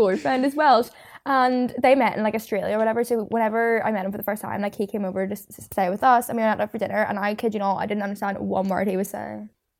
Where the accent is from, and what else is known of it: Ireland